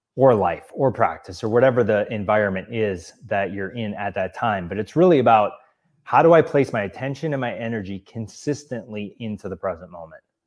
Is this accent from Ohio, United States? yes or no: no; Wisconsin, United States; moved away as an adult; also born or lived in Milwaukee, Wisconsin; now in Los Angeles, United States; I grew up in Wisconsin and lived in Milwaukee for several years